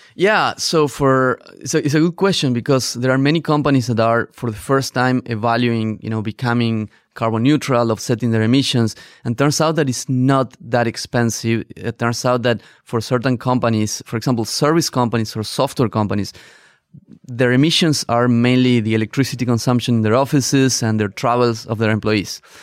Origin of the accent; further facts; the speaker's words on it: northern Argentina, Argentina; moved away as an adult; also born or lived in Barcelona, Spain; I grew up in Argentina, in the north of Argentina